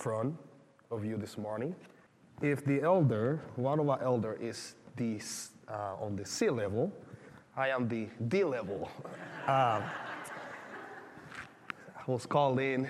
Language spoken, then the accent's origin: English; Panama; moved away; growing up in Panama